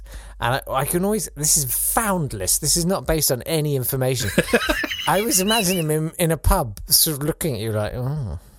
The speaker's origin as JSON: {"language": "English", "town": "Hayes", "region": "South East England", "country": "United Kingdom", "tie": "born or raised there", "said": "I was born in Hayes in Kent. I grew up near there."}